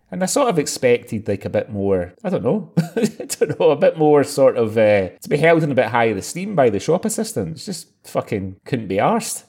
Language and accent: English; Scotland, United Kingdom; I'm Scottish